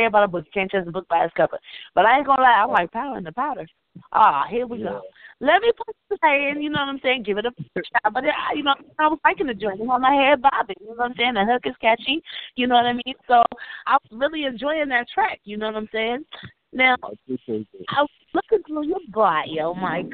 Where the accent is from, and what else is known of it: Omaha, Nebraska, United States; born or raised there